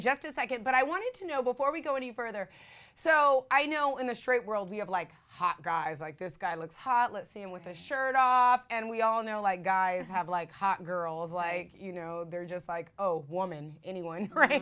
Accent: San Francisco, California, United States; now in Miami, United States; I'm from San Francisco

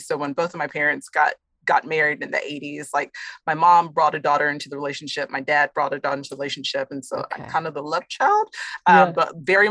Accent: Austin, Texas, United States; also born or lived in Houston; I'm from Texas, born and raised in Austin

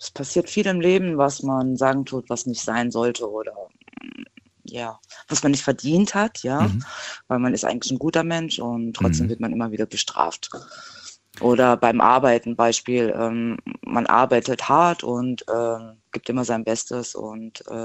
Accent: Rhineland-Palatinate, Germany; ich komme aus dem Hunsrück.

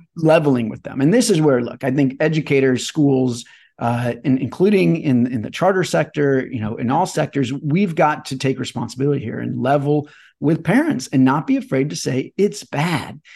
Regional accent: Chesterfield, Missouri, United States; moved away; I grew up in Chesterfield, Missouri

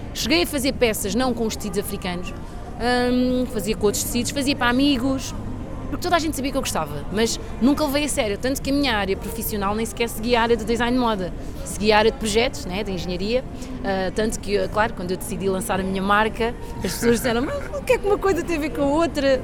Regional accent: Portugal; also born or lived in São Tomé and Príncipe; Eu nasci em Santo Tomé Príncipe, Vim para Portugal muito nova, com 4 anos, com os meus pais

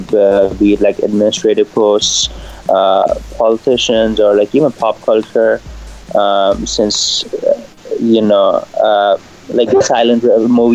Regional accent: India; moved away; also born or lived in New York; I'm an Indian, so I'm South Indian, South Asian.

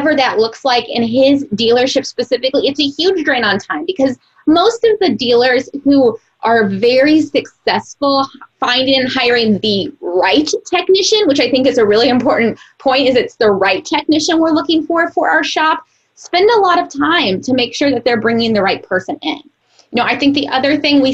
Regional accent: Missouri, United States; I'm from Missouri

